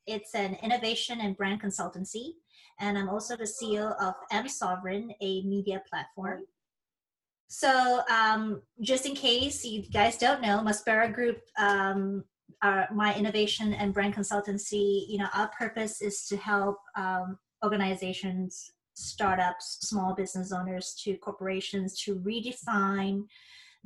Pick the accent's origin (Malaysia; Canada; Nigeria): Malaysia; Penang; moved away as an adult; now in United States; I originally grew up in Penang, Malaysia, a small island located northwest of the peninsula of Malaysia